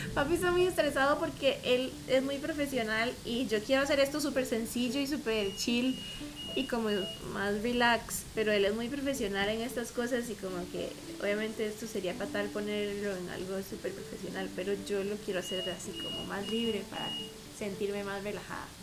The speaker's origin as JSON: {"language": "Spanish", "country": "Costa Rica", "said": "soy Tica de Costa Rica"}